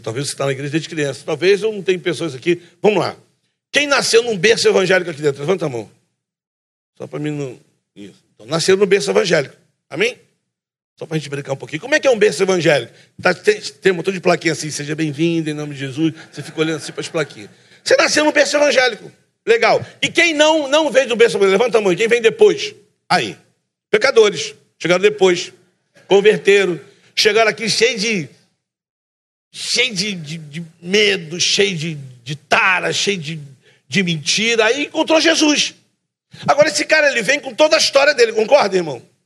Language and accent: Portuguese; Rio de Janeiro, Brazil; Eu sou carioca da gema